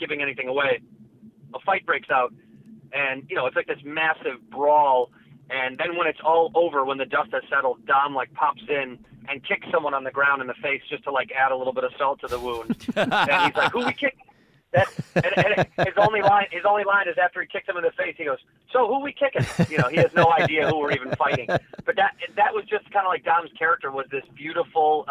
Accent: Chicago, Illinois, United States; moved away as an adult; now in Los Angeles, United States; I'm born and raised in Chicago, and I left for college

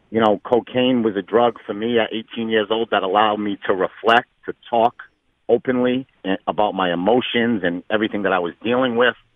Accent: Fall River, Massachusetts, United States; So, basketball was everything to Fall River. You know, I grew up in a time where, you know, Durfee basketball was bigger than the Boston Celtics.

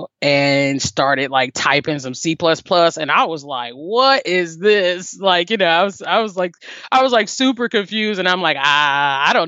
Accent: Cincinnati, Ohio, United States; moved away as an adult; also born or lived in Alabama; now in Nashville, United States; So I'm born and raised in Cincinnati, Ohio. I left Cincinnati at 18

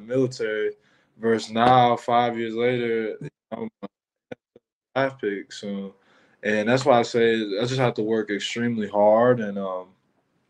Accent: Michigan, United States; moved away; I'm from Michigan

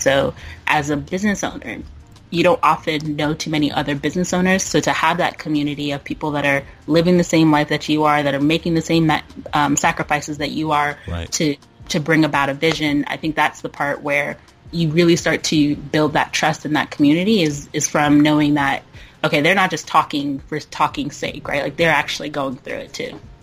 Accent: Burke, Virginia, United States; now in Oakland, United States; born and raised in Burke, Virginia.

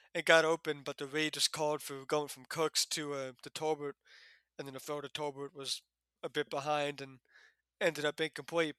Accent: United States; I grew up in Giants slash Jets slash Eagles territory

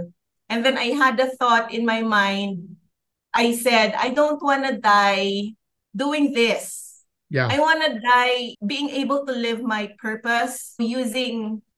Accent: Philippines; I lived in the city. {S1} Mm-hmm. {S2} And I grew up there, worked there for a while, and then transferred to the north of the Philippines

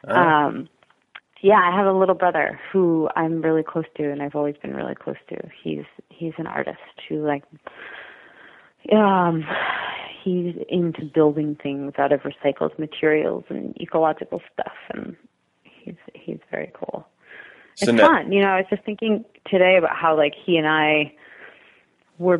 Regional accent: Cape Cod, Massachusetts, United States; moved away; I was raised on Cape Cod, which is a really beautiful, magical place that I totally didn't appreciate until I left it

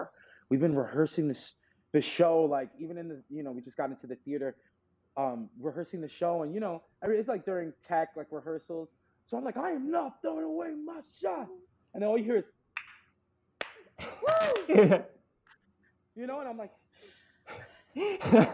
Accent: New York, United States; I grew up in New York

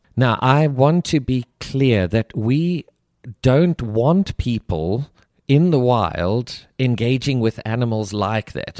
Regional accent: South Africa; moved away; I grew up, born and raised in South Africa

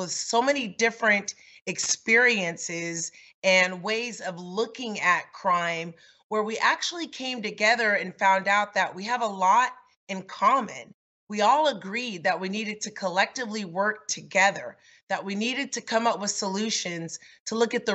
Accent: Los Angeles, California, United States; Growing up in South Los Angeles

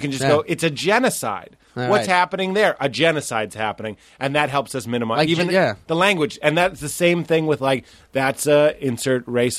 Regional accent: New Orleans, Louisiana, United States; so I'm from New Orleans.

